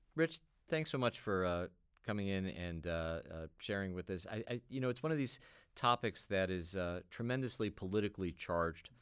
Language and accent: English; New York, United States; I grew up in New York